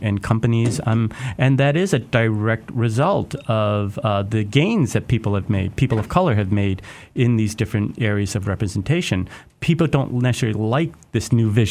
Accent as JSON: {"language": "English", "town": "Detroit", "region": "Michigan", "country": "United States", "tie": "born or raised there", "said": "I grew up in Detroit"}